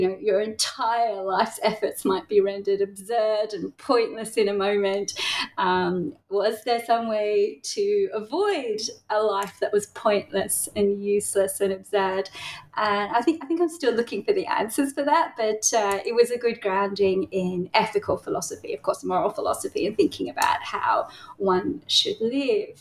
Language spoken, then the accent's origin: English; Tasmania, Australia; now in Melbourne, Australia; I grew up in Tasmania